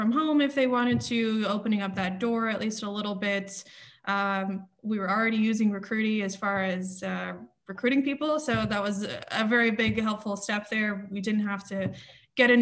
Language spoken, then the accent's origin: English; Alabama, United States; moved away as an adult; also born or lived in Austin, Texas; now in Amsterdam, Netherlands; I'm originally from Alabama